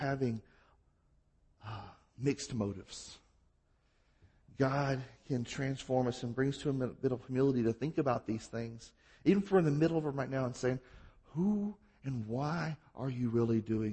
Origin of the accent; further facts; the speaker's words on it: Mississippi, United States; I'm from Mississippi.